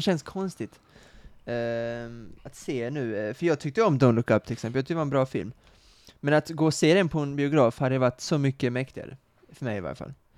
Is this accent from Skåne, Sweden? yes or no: yes; Kristianstad, Skåne, Sweden; moved away; Kristianstad, min, eh, mina hemtrakter